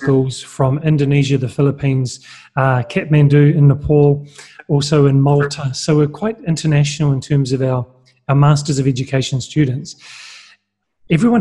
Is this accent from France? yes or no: no; New Zealand; I'm from New Zealand